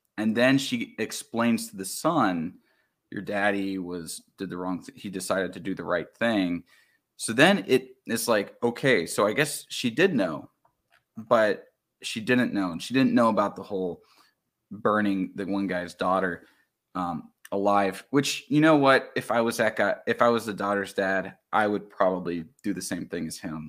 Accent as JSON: {"language": "English", "region": "the South", "country": "United States", "tie": "born or raised there", "said": "I mean, I grew up in the South, right?"}